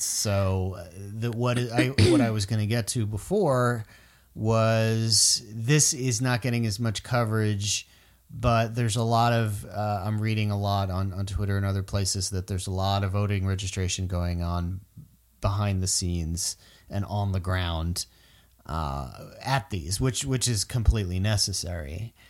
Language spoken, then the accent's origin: English; Florida, United States; I'm from Florida